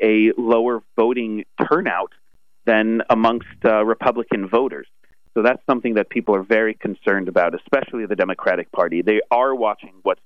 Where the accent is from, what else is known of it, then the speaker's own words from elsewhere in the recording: United States; also born or lived in Israel; born and raised in America and back and forth between Israel and the U.S.